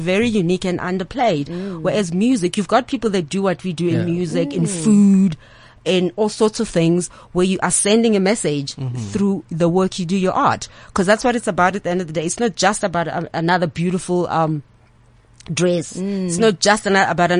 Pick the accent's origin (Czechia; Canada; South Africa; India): South Africa; Eastern Cape; growing up in the Eastern Cape, you know, we both Xhosa